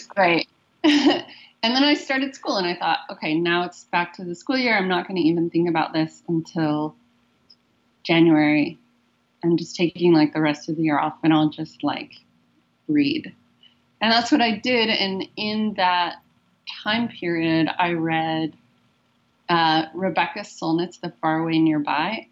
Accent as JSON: {"language": "English", "country": "United States", "moved": "as an adult", "lives_now": "Vancouver, Canada", "said": "as an American"}